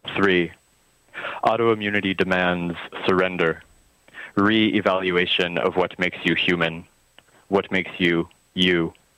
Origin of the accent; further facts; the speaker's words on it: Vancouver, British Columbia, Canada; moved away as an adult; also born or lived in Montreal; now in Gaspé Peninsula, Canada; I was born in Vancouver. I grew up uh, there largely